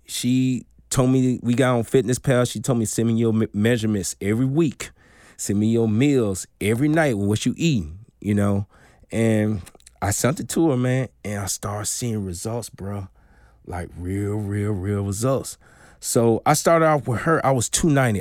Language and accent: English; Darling, Mississippi, United States; also born or lived in Jackson, Mississippi; born and raised in Darling, Mississippi